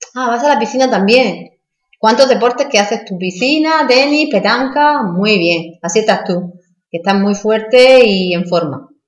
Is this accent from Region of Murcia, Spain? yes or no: yes; Region of Murcia, Spain; nosotros diciendo que somos murcianos, somos españoles